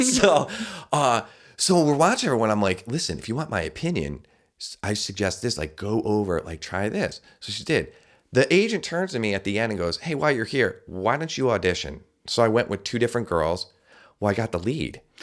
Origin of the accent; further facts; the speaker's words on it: Albany, New York, United States; the fire department where I grew up in the Albany area